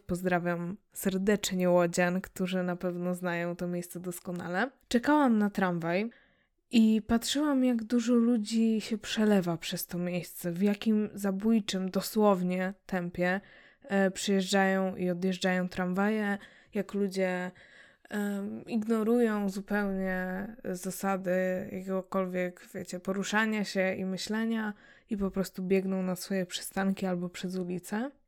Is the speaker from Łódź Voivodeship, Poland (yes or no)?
yes; Łódź, Łódź Voivodeship, Poland; wychowałam się w mieście, mm, chociaż i tak wcześniej się wyprowadziliśmy pod, pod Łódź